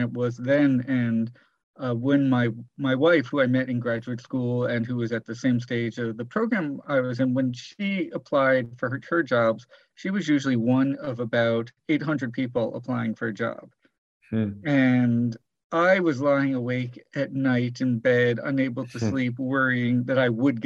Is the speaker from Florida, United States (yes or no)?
yes; South Florida, United States; I grew up in South Florida